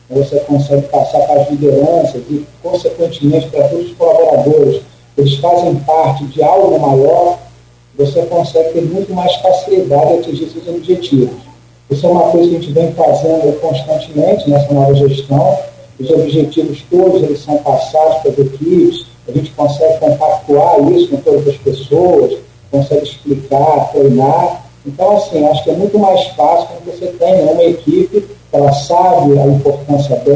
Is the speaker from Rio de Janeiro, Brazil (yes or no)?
yes; Rio de Janeiro, Brazil; moved away as an adult; now in Campos dos Goytacazes, Brazil; Eu sou do Rio de Janeiro. Eu cheguei aqui em Campo de Atacado em abril.